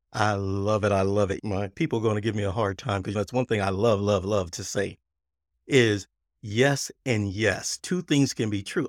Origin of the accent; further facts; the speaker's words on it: Texas, United States; accent: Texas; it's my Texas accent.